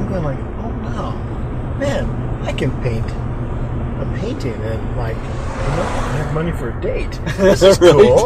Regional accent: La Plata Valley, near Farmington, New Mexico, United States; I grew up in La Plata Valley

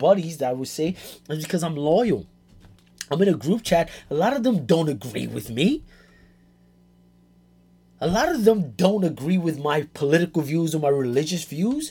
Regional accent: New York City, New York, United States; I grew up in the South Bronx, born and raised

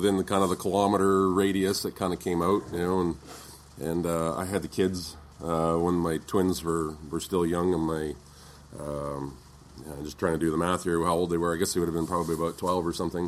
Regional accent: Kelowna, British Columbia, Canada; moved away as an adult; growing up in Kelowna and seeing a lot of the family activities

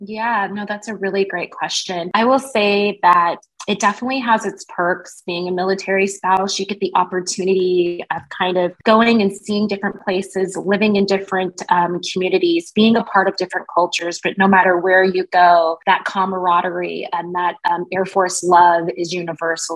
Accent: Wichita, Kansas, United States; moved away; also born or lived in Spokane, Washington; I grew up in Wichita, Kansas.

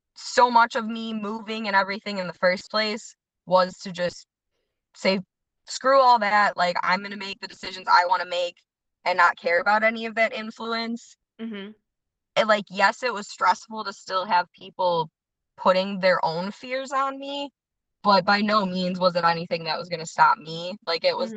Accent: Addison, Illinois, United States; also born or lived in Villa Park, Illinois / Lombard, Illinois; now in Grant Park, United States; I grew up in Addison and then moved to Villa Park when I was about 14

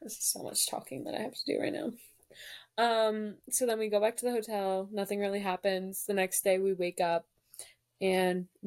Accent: New Jersey, United States; I'm actually from New Jersey

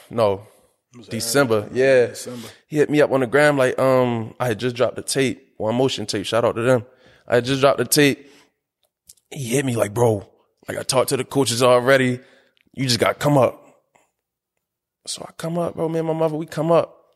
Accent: Baltimore, Maryland, United States; I am from South Baltimore.

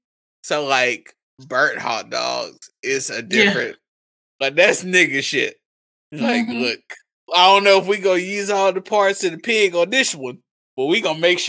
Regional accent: the South, United States; I wouldn't trade growing up in the South for nothing.

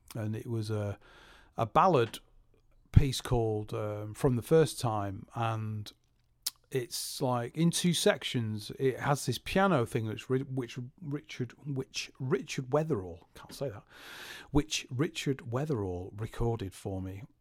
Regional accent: Salford, North West England, United Kingdom; I'm from Salford

